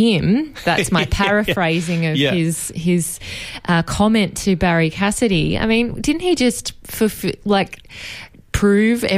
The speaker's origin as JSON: {"language": "English", "town": "Ocean Grove", "region": "Victoria", "country": "Australia", "tie": "born or raised there", "said": "I grew up in Ocean Grove, and that is 90 minutes in good traffic to Melbourne."}